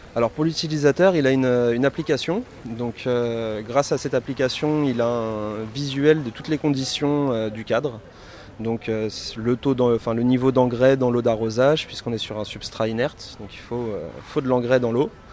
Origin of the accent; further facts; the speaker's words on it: Paris, Île-de-France, France; je suis parisien